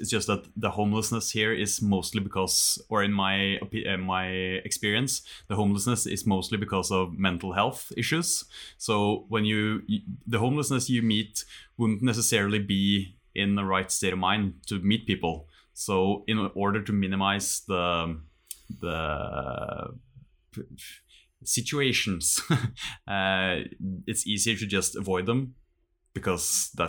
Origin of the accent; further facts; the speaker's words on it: Norway; English is a second language; even though I moved like an hour away from where I grew up back home in Norway, it's still just an hour.